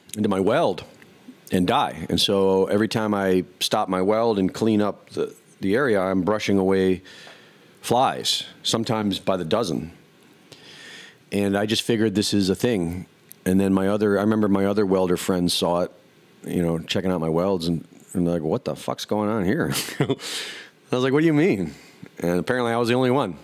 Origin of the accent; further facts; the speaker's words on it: Cleveland, Ohio, United States; moved away; also born or lived in Jersey City; I grew up in Cleveland